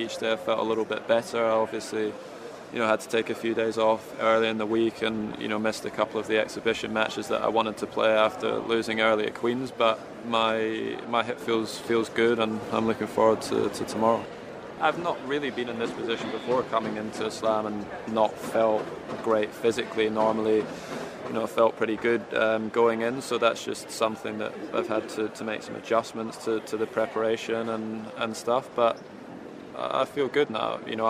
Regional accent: United Kingdom; me being a Brit playing here, it's obviously extremely important.

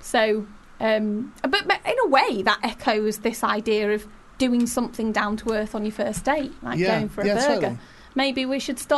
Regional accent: Macclesfield, North West England, United Kingdom; I'm from Macclesfield

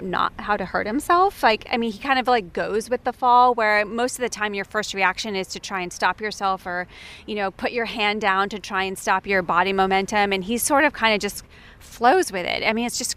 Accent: United States; being an American player

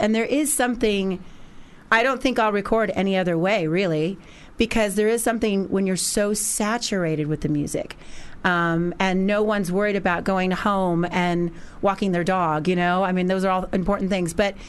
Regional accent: Los Angeles, California, United States; and I'm from Los Angeles originally

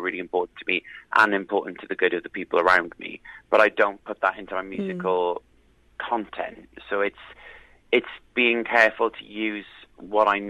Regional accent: South Wales valleys, United Kingdom; growing up in the South Wales valleys

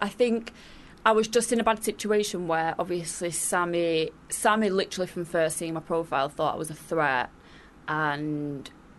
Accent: Manchester, North West England, United Kingdom; Yeah, my hometown.

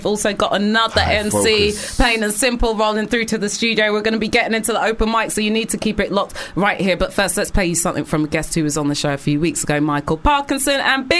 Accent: London, United Kingdom; also born or lived in Manchester; Well, I'm not from Barnet. I'm from proper London.

